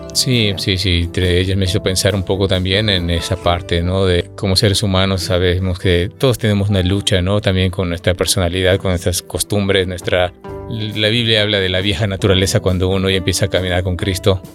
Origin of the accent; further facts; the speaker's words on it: Mexico; soy mexicano